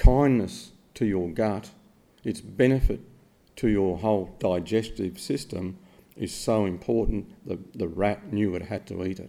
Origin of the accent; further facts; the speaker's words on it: Australia; that's my passport, I'm Australian